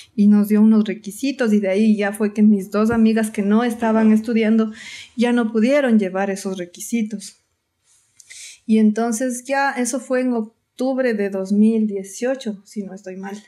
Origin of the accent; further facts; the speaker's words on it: Atuntaqui, Imbabura, Ecuador; moved away as an adult; also born or lived in Quito; soy de Atuntaki... mi cantón se llama Antonio Ant